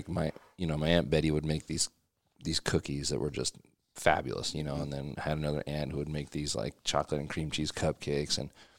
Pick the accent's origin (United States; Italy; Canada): United States; Pennsylvania; Yeah, I grew up in Pennsylvania.